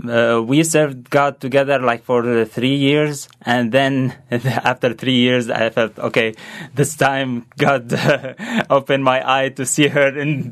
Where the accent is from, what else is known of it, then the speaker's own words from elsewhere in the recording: Damascus, Damascus Governorate, Syria; English is a second language; moved away as an adult; I was born and raised in Syria, Damascus, Syria. I lived in the this Christian family, actually numeral Christian family.